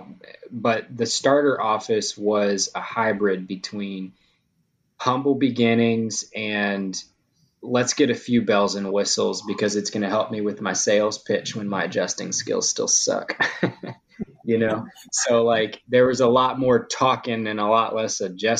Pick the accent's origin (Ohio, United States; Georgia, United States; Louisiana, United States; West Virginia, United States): Louisiana, United States; it is my hometown, so I had some connections from high school